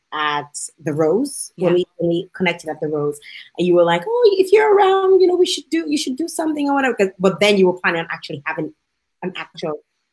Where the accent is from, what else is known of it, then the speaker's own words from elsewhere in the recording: Dominica; my home country of Dominica.